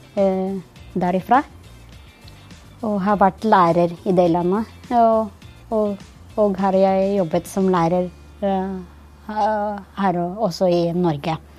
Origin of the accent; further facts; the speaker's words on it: Philippines; Norwegian is a second language; moved away as an adult; now in Norway; Jeg kom opprinnelig fra Filippinene